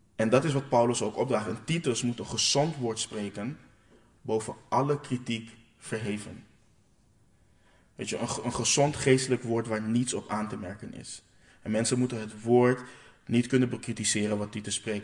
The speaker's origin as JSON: {"language": "Dutch", "country": "Curaçao", "said": "ik kom uit Curaçao"}